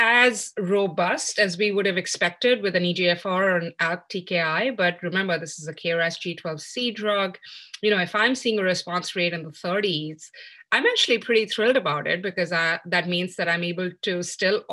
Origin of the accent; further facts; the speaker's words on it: New Delhi, Delhi, India; moved away as an adult; also born or lived in Birmingham, Alabama, United States; now in Philadelphia, United States; I grew up in New Delhi, India